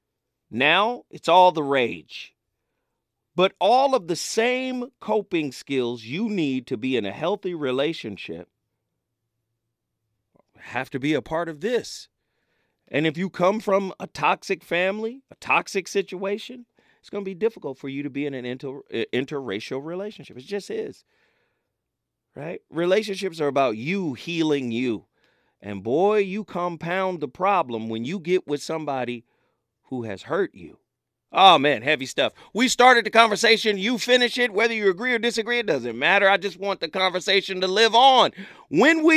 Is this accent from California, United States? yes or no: yes; Pasadena, California, United States; I'm from Pasadena